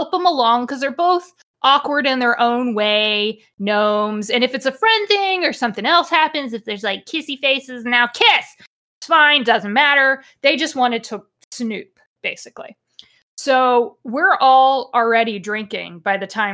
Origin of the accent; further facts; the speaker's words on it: United States; I'm American